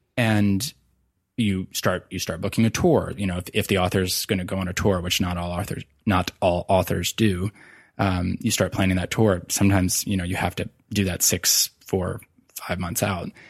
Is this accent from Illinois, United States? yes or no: no; Virginia, United States; moved away as an adult; also born or lived in New York City; moved back to my home state of Virginia